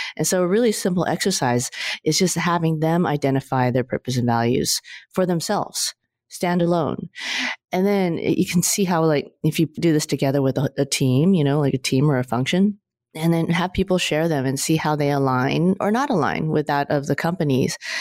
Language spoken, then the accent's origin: English; California, United States; I'm a California girl